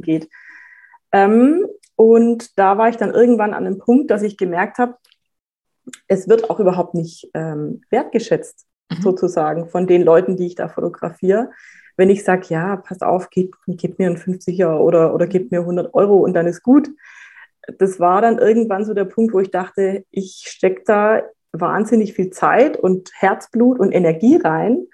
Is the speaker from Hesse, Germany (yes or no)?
no; Reutlingen, Baden-Württemberg, Germany; moved away as an adult; now in Franconia, Germany; Ich bin eigentlich ähm, aus Schwaben